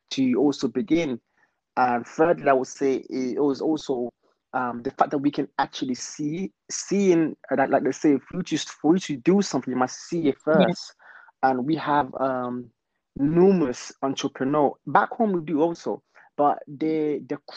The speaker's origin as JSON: {"language": "English", "region": "London", "country": "United Kingdom", "tie": "born or raised there", "also_born_or_lived": "Congo", "said": "Um, hmm. of, of course I'm from Africa. Yeah. Congo. I was born there, and I came in London uh, at the age of eight years wow. old. So, um, of course, now I can say I'm a Londoner"}